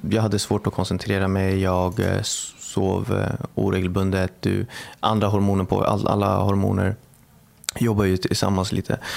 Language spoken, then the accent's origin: Swedish; Bagarmossen, Stockholm County, Sweden; Eh, Bagarmossen.